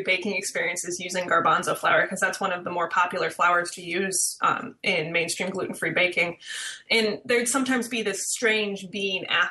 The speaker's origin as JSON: {"language": "English", "region": "Midwest", "country": "United States", "tie": "born or raised there", "said": "growing up in the Midwest, we'd always travel, do vacations, and we'd pass fields of sorghum"}